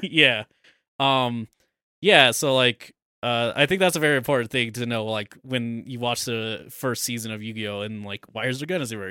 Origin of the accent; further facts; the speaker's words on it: United States; we're American.